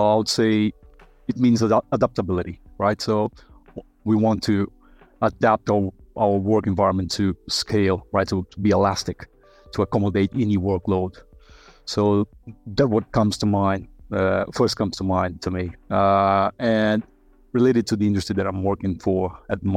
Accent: Brazil; moved away as an adult; now in Australia; I'm originally from Brazil. So I've been in Australia for 8 years now.

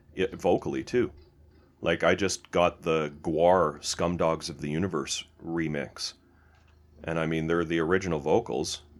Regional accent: Canada; we're Canadian

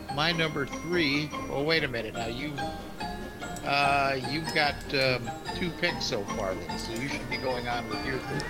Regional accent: Kansas City, Missouri, United States; I was born in Kansas City

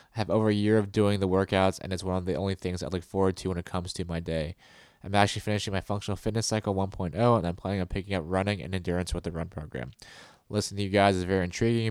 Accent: United States

